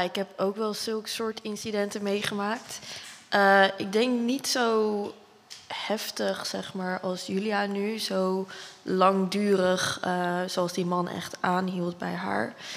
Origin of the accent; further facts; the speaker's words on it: Dordrecht, South Holland, Netherlands; moved away as an adult; Ik ben ook opgegroeid in Dordrecht. Ik heb hier tot mijn twintigste gewoond